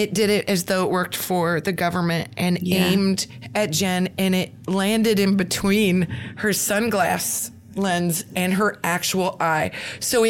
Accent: Nebraska, United States; We're from Nebraska

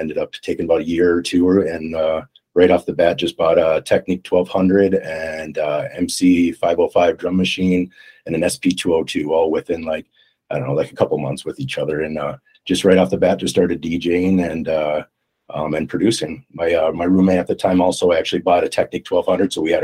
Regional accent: Minnesota, United States; moved away as an adult; also born or lived in San Francisco; I'm originally from Minnesota in the USA

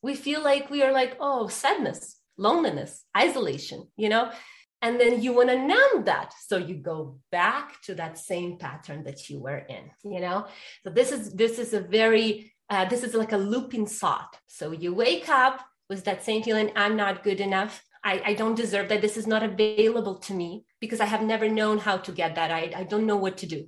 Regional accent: Ukraine; I was born and raised in Ukraine

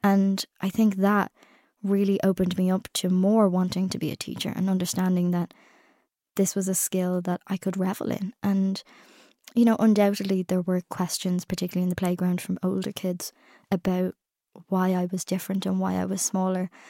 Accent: Ireland; I'm Irish, I've come in for this, I go home tomorrow.

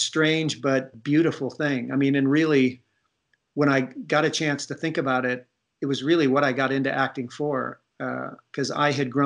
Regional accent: Ohio, United States; moved away; I'm from Ohio

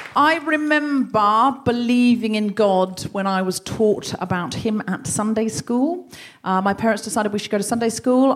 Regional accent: Australia; now in London, United Kingdom; I'm from Australia, my whole childhood was basically praying in the bush.

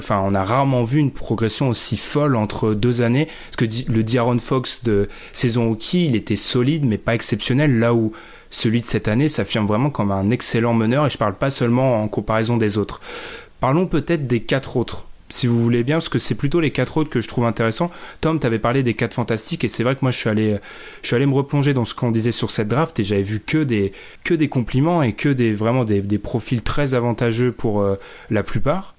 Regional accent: France; on est français

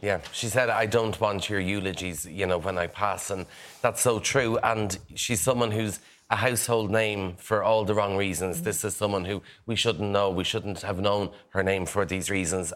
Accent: Kildare, Leinster, Ireland; accent: Irish; I'm from Kildare

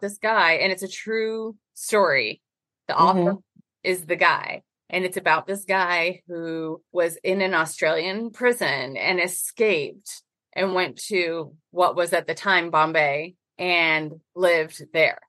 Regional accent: Northern Illinois, United States; moved away; I was raised in Northern Illinois

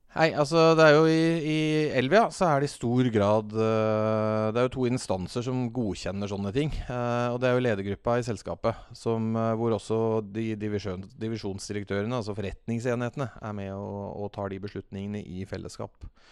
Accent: Fredrikstad, Østfold, Norway; now in Oslo, Norway; Jeg er fra Fredrikstad

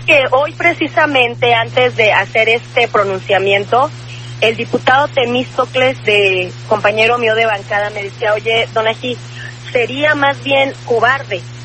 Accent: Mexico City, Mexico; los capitalinos y capitalinas no somos homofóbicos

